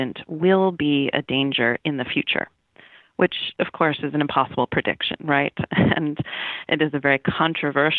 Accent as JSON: {"language": "English", "region": "Northeast", "country": "United States", "moved": "yes", "lives_now": "Texas, United States", "said": "I'm from the Northeast"}